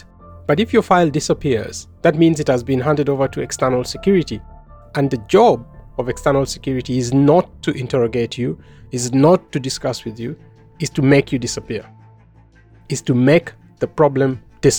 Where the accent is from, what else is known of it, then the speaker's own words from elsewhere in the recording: South Sudan; moved away as an adult; now in Netherlands; I am a journalist from South Sudan, and I have since gained asylum in the Netherlands in 2017